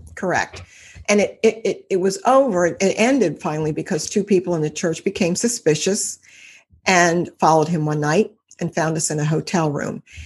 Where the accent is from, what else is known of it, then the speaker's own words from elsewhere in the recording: Cincinnati, Ohio, United States; from Cincinnati, Ohio. I've lived here all my life